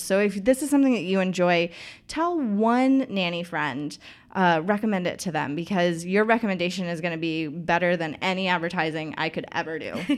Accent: Knoxville, Tennessee, United States; born or raised there

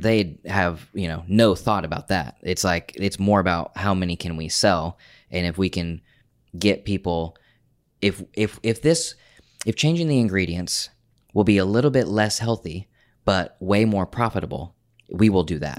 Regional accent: Oklahoma, United States; moved away as an adult; I grew up in Oklahoma.

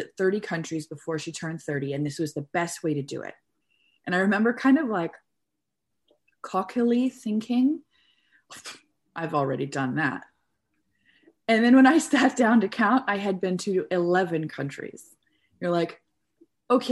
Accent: Canada; moved away as an adult; also born or lived in Korea / Kuwait; now in Germany; I am an English teacher from Canada, but I'm currently in Germany

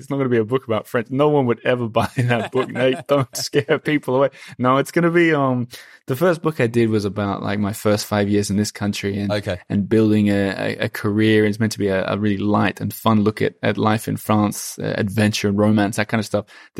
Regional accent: Perth, Western Australia, Australia; And like all my friends are in another city from where I grew up in Perth.

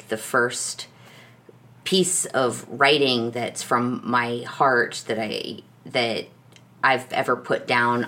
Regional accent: New York City, New York, United States; growing up in New York City

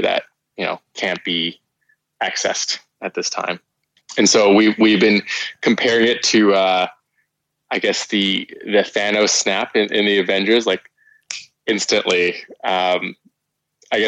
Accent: New York, United States; moved away as an adult; now in Beijing, China; I'm from New York originally, and I've been in Beijing for 10 years now

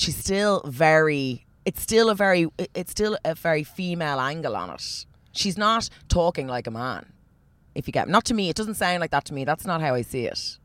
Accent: Ireland; also born or lived in Australia; I'm Irish

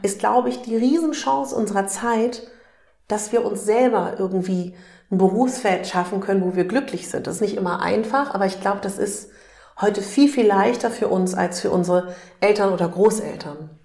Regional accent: Berlin, Germany; ich komme aus Berlin

